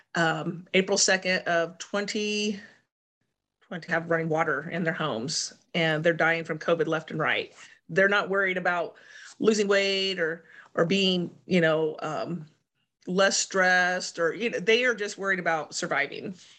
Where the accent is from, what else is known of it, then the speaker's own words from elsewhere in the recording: Sullivan, Illinois, United States; growing up in Sullivan, our home church was in Mattoon.